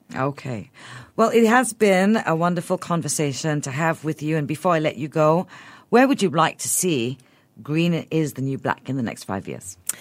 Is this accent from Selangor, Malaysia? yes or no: no; Sabah, Malaysia; moved away; I grew up in Sabah